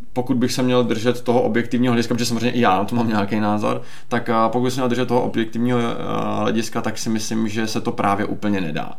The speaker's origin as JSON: {"language": "Czech", "country": "Czechia", "said": "jako Češi"}